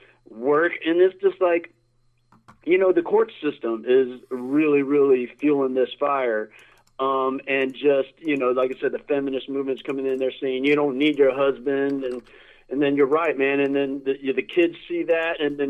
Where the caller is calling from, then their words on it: Sarasota, Florida, United States; Hey, Mike. It's … from Sarasota.